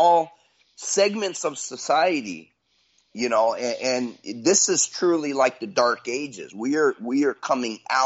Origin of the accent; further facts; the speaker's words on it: United States; I'm an American